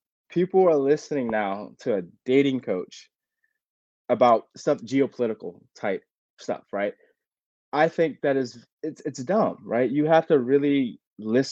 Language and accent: English; United States; as an American